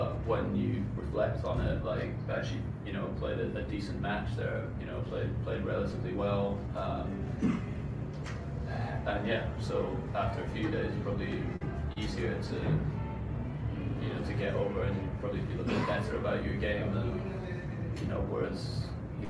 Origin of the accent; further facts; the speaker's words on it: United Kingdom; being British